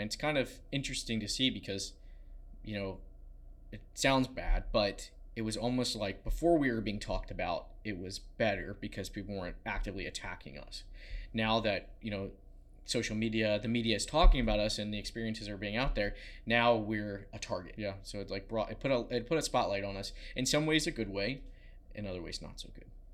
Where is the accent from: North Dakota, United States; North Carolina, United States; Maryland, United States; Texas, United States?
Maryland, United States; Southern; I grew up in Southern Maryland